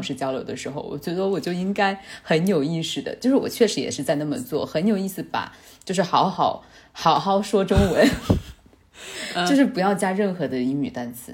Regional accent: China; 咱们中国人真的应该学学人家这种民族自信

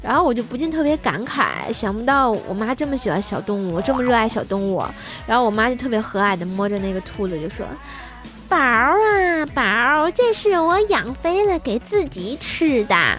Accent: Tianjin, China; 我们天津人

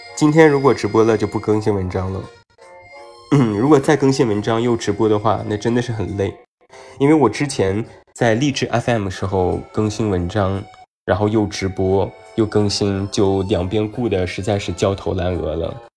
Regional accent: Taiyuan, Shanxi, China; now in Beijing, China; 我是山西人，太原人，对，我大太原的

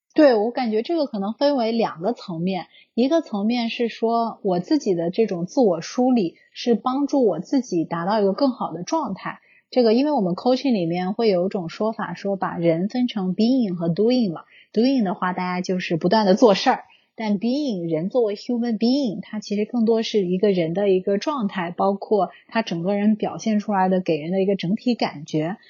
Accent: China; moved away as an adult; now in United States; 从小的经历的国内这种教育

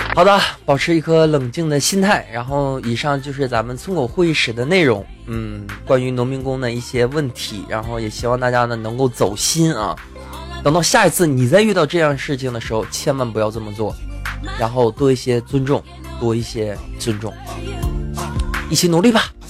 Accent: China; 我们都是中国人

